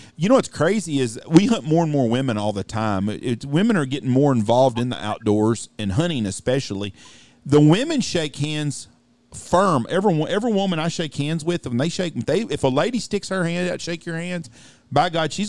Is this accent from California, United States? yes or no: no; Wichita Falls, Texas, United States; I grew up in Wichita Falls